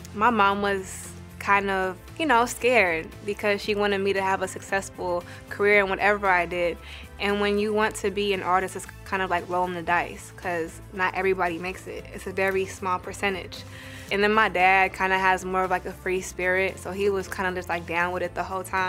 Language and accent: English; Bay Area, California, United States; I'm from the Bay Area